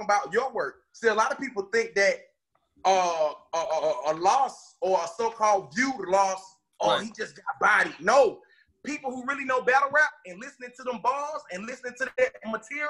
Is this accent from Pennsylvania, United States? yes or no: no; Atlanta, Georgia, United States; I'm from Atlanta, Georgia